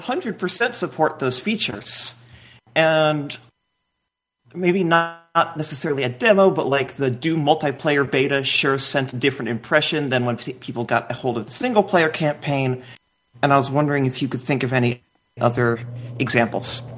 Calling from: Madison, Wisconsin, United States; calling from Madison, Wisconsin

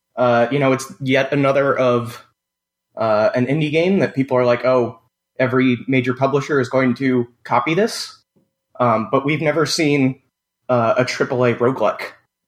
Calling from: New York, United States; Hi, this is … from New York.

